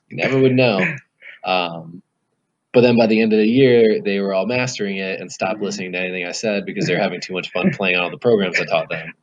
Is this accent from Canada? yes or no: no; United States; also born or lived in Colorado / Lesotho; now in Washington, D.C., United States; I'm originally from about 45 minutes west of DC.